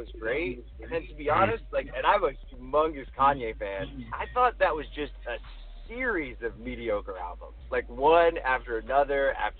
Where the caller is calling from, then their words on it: Los Angeles, California, United States; Los Angeles.